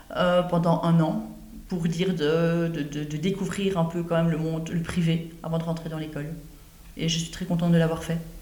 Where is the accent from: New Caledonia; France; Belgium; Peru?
Belgium; Brussels, Brussels-Capital Region; also born or lived in Ronquières; j'habitais à Bruxelles quand j'étais jeune